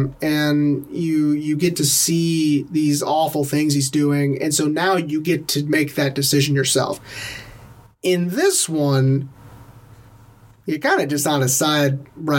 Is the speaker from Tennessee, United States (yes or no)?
yes; Tennessee, United States; Medium rare. I'm from Tennessee.